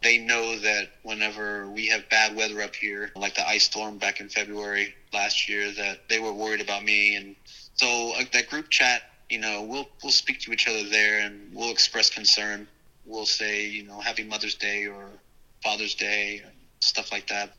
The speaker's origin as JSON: {"language": "English", "town": "Dallas", "region": "Texas", "country": "United States", "tie": "born or raised there", "also_born_or_lived": "Corpus Christi, Texas / New Orleans, Louisiana", "said": "he got transferred to Dallas"}